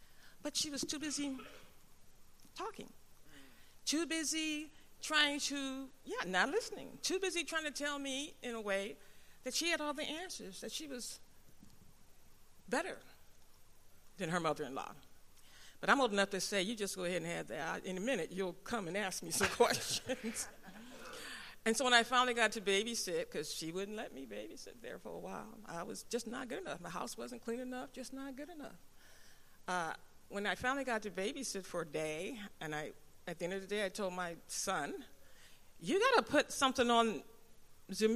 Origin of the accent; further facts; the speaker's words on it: Philadelphia, Pennsylvania, United States; I'm from the North. I'm from Philadelphia